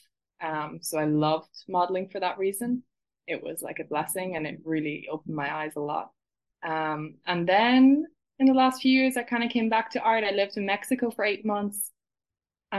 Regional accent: Ireland; moved away as an adult; also born or lived in London; now in Barcelona, Spain; I'm from Ireland, and I was born in London and then moved to Ireland when I was about 4 years old. So I've been raised in Ireland

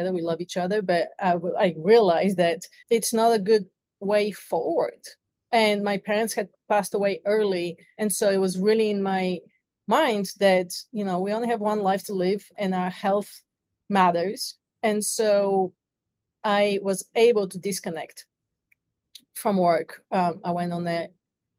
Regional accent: Bulgaria; moved away as an adult; now in United States; I'm originally from Bulgaria, so I came to the United States to chase the American dream

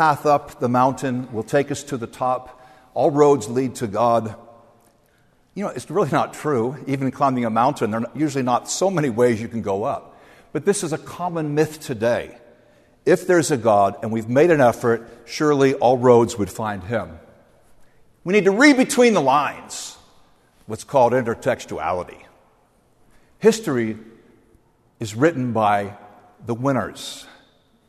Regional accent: outside New York City, New Jersey, United States; I grew up outside New York City, in New Jersey

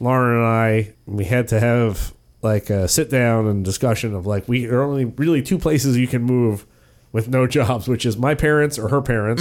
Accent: Gaithersburg, Maryland, United States; moved away as an adult; also born or lived in York, Pennsylvania; I grew up in Gaithersburg, Maryland, which is about twenty miles northwest of Washington, D C. I lived there from zero

